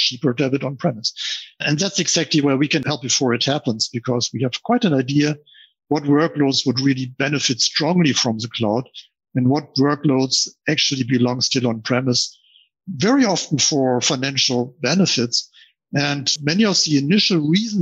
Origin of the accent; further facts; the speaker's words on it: Germany; as you can hear, I'm from Germany